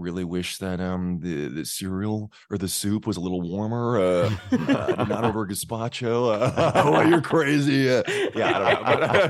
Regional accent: Chicago, Illinois, United States; I'm from Chicago, though. Yeah, I grew up in Lincoln Park in the city. My dad, they grew up in the suburbs. I grew up on the north side of Chicago.

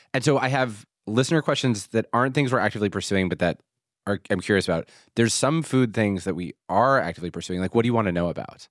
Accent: Philadelphia, Pennsylvania, United States; moved away; I'm from Philadelphia.

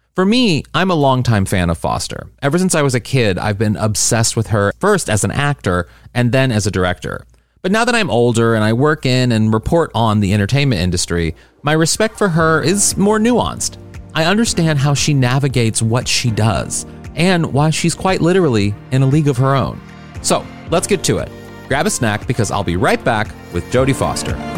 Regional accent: St. Louis, Missouri, United States; my hometown

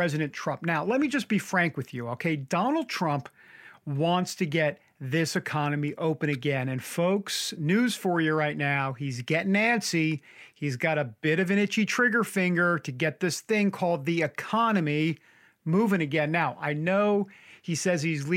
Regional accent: New York, United States; accent: New York; Sometimes my New York accent comes through like water and order

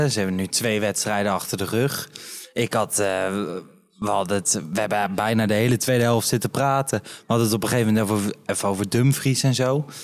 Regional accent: North Brabant, Netherlands; wij zijn Brabanders, we houden van gezelligheid, het is een beetje carnaval.

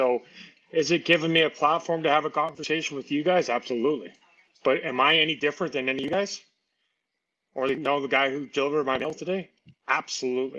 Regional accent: Saskatchewan, Canada; born or raised there

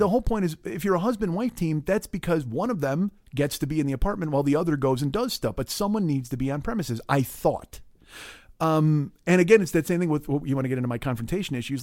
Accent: Chicago, Illinois, United States; moved away; also born or lived in California; I'm from Chicago

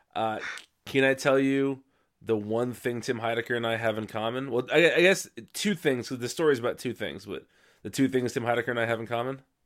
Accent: New Jersey, United States; I'm from New Jersey

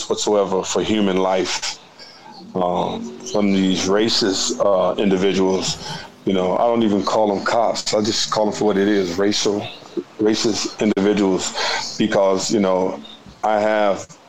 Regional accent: Chicago, Illinois, United States; I was born here in Chicago

